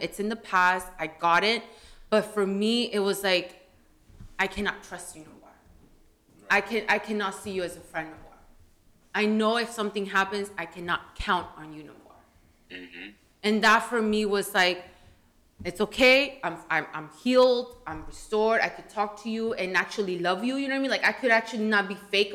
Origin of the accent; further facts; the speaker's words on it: California, United States; also born or lived in Washington; as a Chicana, we don't let ourselves, like, we're from Cali.